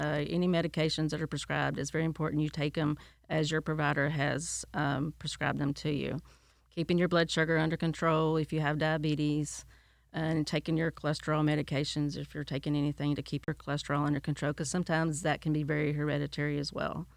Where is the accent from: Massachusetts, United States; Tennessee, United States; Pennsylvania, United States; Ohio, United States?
Tennessee, United States; now in Polk County; I'm from Tennessee